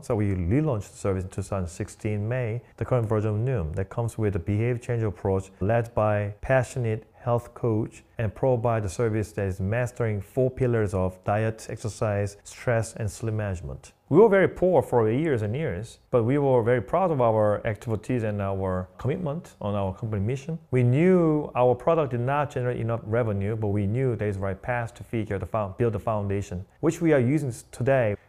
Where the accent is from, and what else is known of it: South Korea; English is a second language; moved away as an adult; also born or lived in Long Island, New York; now in New York City, United States